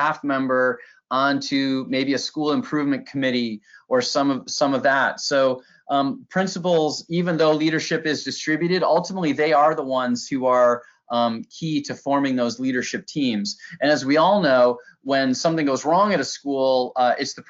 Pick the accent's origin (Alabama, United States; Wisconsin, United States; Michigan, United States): Michigan, United States; moved away as an adult; now in Williamsburg, United States; I taught social studies and coached a debate at my hometown high school in Michigan